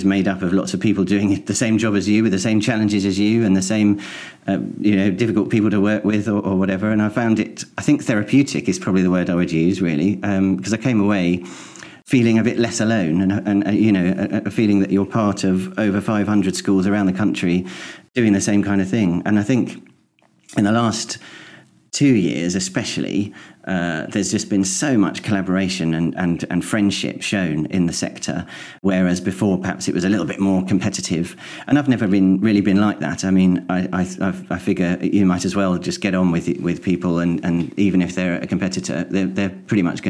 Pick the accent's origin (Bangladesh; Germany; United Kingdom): United Kingdom; St Albans, East of England; moved away as an adult; also born or lived in Welwyn Garden City / East Herts; now in East Hertfordshire, United Kingdom; I'm from St Albans. I was born in Welwyn Garden City, which was the nearest hospital. But yeah, I'm from St Albans and my parents are still there.